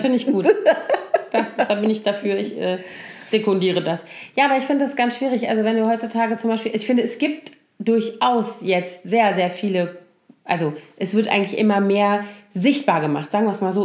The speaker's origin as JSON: {"language": "German", "town": "Koblenz", "region": "Rhineland-Palatinate", "country": "Germany", "tie": "born or raised there", "moved": "yes", "lives_now": "Berlin, Germany", "said": "meine Heimatstadt Koblenz"}